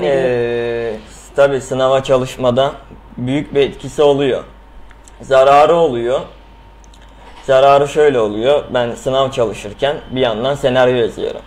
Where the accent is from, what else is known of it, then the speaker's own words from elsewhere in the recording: Istanbul, Turkey; also born or lived in Izmit, Kocaeli (ancestry); Aslen İzmit Kocaeli'liyim. Doğma büyüme İstanbulluyum